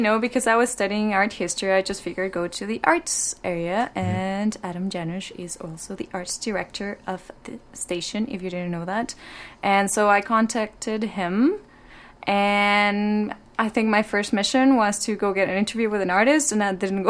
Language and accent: English; Mexico; moved away as an adult; now in Vancouver, Canada; I'm from Mexico.